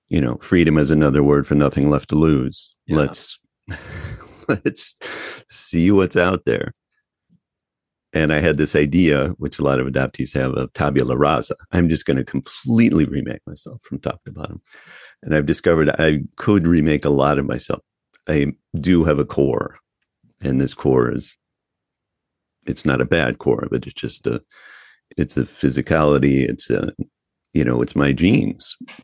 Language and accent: English; United States; moved away as an adult; also born or lived in New York; now in Berlin, Germany; my hometown. I really had no strong roots there